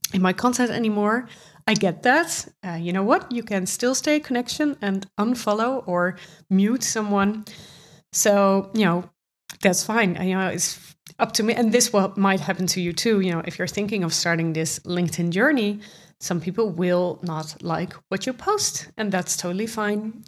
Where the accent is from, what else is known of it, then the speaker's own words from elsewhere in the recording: Netherlands; accent: Dutch; English is a second language; I'm from the Netherlands. You can probably hear it from my accent